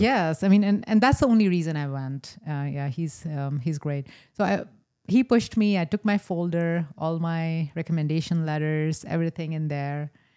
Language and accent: English; rural North India, India; moved away as an adult; also born or lived in Meadville, Pennsylvania; now in Erie, United States; I was born in a small town in rural North India.